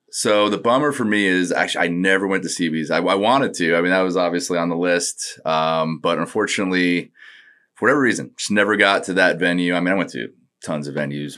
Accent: Northport, New York, United States; moved away as an adult; also born or lived in Hawaii; I was born and lived there till four, and then I moved to New York around four

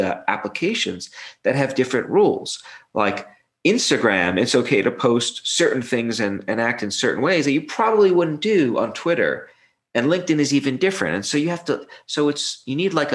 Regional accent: New York City, New York, United States; I grew up in Brooklyn

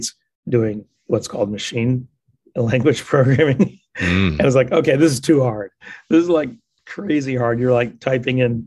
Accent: Ohio, United States; also born or lived in Indiana / Wisconsin / Illinois; I grew up in the Midwest, the Great Lakes states. So primarily Ohio, but also lived in Indiana and Wisconsin, Illinois, you know, that whole area in there, but mostly Ohio

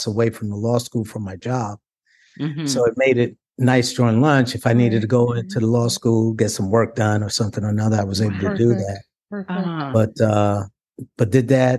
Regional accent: New York City, New York, United States; moved away as an adult; also born or lived in Harlem, New York / Bronx, New York; I'm from Brooklyn because that's where I lived from the age of 5 till, you know, through college

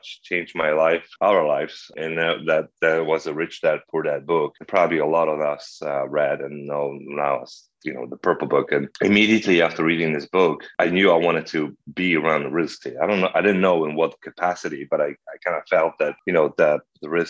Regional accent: Poland; moved away as an adult; also born or lived in Krakow, Poland / Canada / Pennsylvania, United States; now in Arcadia, Arizona, United States; I was born and raised in Poland

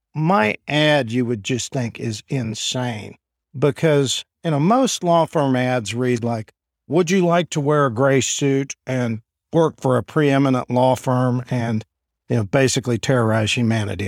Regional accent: Enid, Oklahoma, United States; also born or lived in Iowa / New York / Washington; I'm from here in Enid. So I was born and raised here.

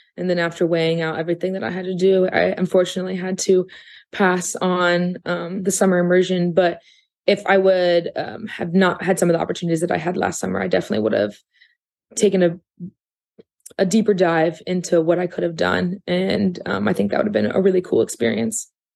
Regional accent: Athens, Ohio, United States; growing up here in Athens

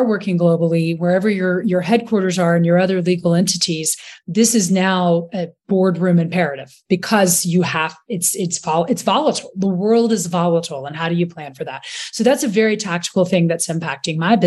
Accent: Rock Hill, South Carolina, United States; moved away; also born or lived in London; I'm from Rock Hill, South Carolina

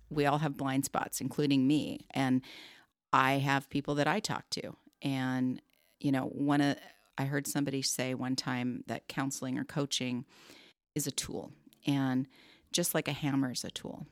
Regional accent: Southern California, United States; I grew up in Southern California

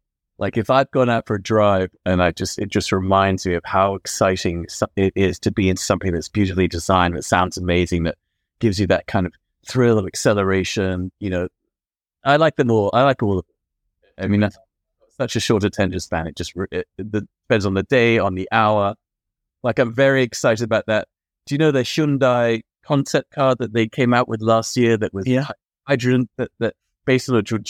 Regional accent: London, United Kingdom; French-Moroccan. I grew up in London.

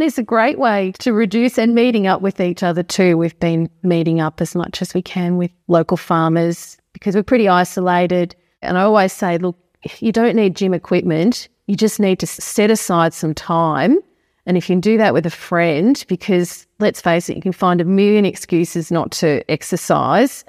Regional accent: Stawell, Victoria, Australia; now in Marnoo, Australia; I was born in Stall, but I had grandparents that lived on a farm at Manabadar.

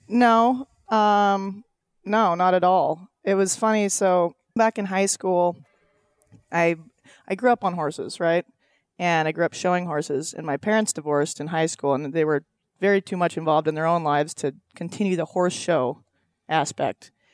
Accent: Loomis, Washington, United States; I grew up on a ranch up in Washington, ten minutes south of the Canadian border

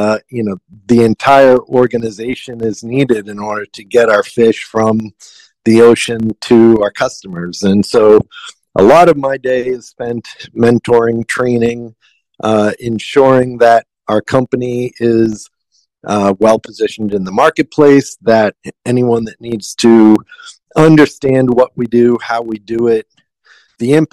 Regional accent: outside of Boston, Massachusetts, United States; moved away as an adult; now in Big Island, Hawaii, United States; So I grew up outside of Boston, Massachusetts, and learned the seafood industry from my grandfather and father.

